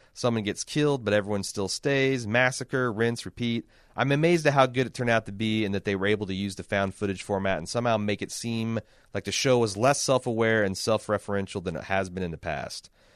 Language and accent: English; Indiana, United States; I'm from Indiana